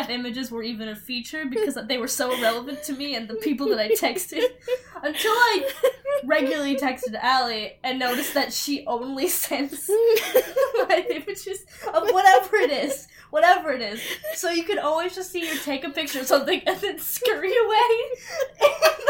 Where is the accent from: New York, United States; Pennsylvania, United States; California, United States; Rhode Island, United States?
New York, United States; I'm from New York